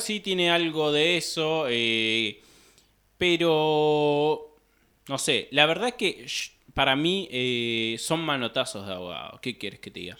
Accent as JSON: {"language": "Spanish", "town": "Pico Truncado", "region": "Santa Cruz", "country": "Argentina", "said": "nosotros somos de Pico Truncado, Santa Cruz, de una ciudad que está al, al norte de la provincia de Santa Cruz"}